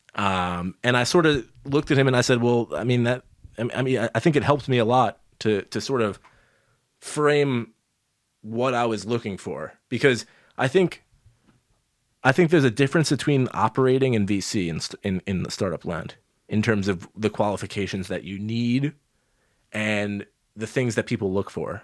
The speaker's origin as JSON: {"language": "English", "region": "New York", "country": "United States", "tie": "born or raised there", "said": "growing up in New York as a kid"}